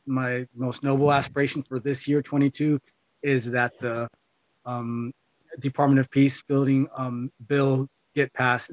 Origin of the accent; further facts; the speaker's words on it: Pomona, California, United States; I'm from Pomona, California, which is Southern California. Yes, and this, the village is Toibinya, and the nation or tribe is, we're known as the, is known as the Kish